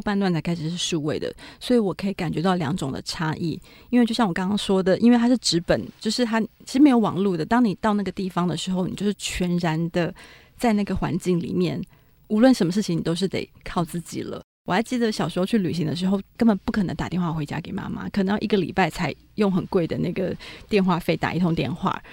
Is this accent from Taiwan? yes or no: yes; Taiwan; 我来自的台湾